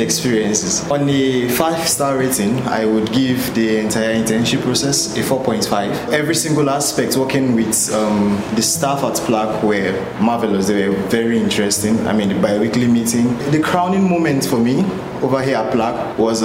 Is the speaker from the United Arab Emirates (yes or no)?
no; Kogi, Nigeria; I'm from Kogi State.